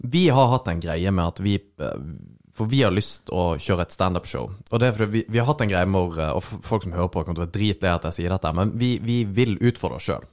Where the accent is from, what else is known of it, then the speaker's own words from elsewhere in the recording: Sørlandet, Norway; jeg som sørlending